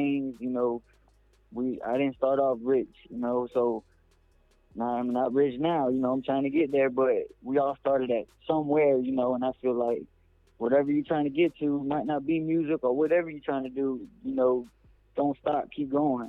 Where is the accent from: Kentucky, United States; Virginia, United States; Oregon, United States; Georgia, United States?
Georgia, United States; Sylvester; also born or lived in Tampa, Florida; I was born in Tampa Bay, Florida, but I was raised in Sylvester, Georgia.